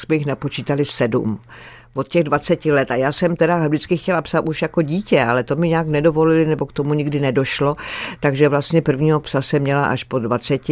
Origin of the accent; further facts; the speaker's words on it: Skalice, Ústí nad Labem Region, Czechia; já jsem vyrostla v té skalici u Litoměřic